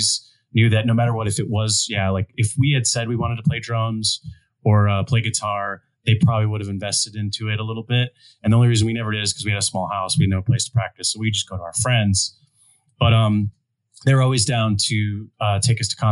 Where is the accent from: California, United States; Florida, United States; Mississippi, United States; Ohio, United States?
Ohio, United States; moved away; growing up in Ohio